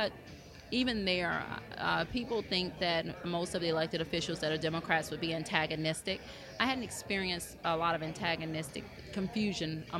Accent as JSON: {"language": "English", "region": "Louisiana", "country": "United States", "said": "in Louisiana, really, a lot of us base our politics on our family values, our Christian values, things that we were taught at home"}